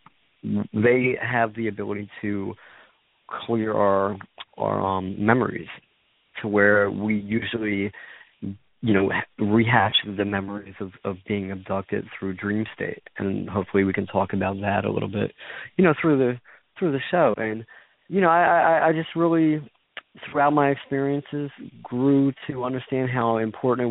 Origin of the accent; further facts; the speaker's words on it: Philadelphia, Pennsylvania, United States; I grew up in Philadelphia, Pennsylvania